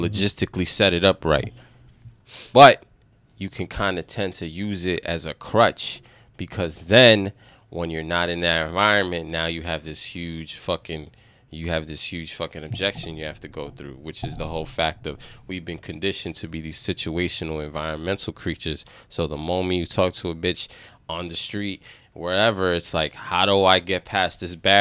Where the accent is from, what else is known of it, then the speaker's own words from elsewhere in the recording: New York, United States; accent: New York; my New York accent